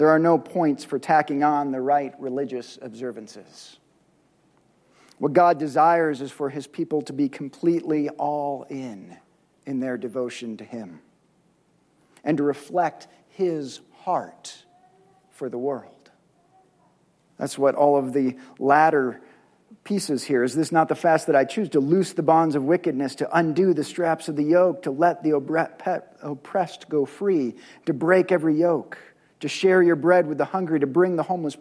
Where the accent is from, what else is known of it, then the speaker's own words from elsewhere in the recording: United States; us as contemporary American Christ followers